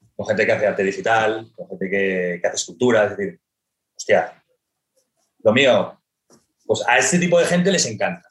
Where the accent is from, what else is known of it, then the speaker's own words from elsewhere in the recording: Barcelona, Catalonia, Spain; soy un, soy un creativo, me considero al final creativo eh, de Barcelona